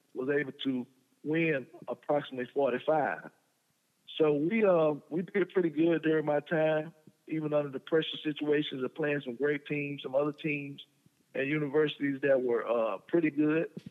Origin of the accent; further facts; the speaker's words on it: Prichard, Alabama, United States; we grew up in a little small city in Mobile, Alabama, called Pritchard, Alabama